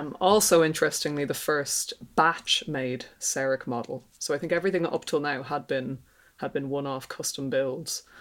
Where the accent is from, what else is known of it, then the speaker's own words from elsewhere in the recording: Ireland; accent: Irish; my handy Irish accent